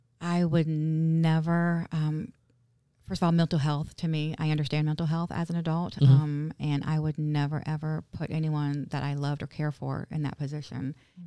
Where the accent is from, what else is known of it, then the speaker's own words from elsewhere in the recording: Vero Beach, Florida, United States; also born or lived in Winter Park; Well, so we were raised in Vero.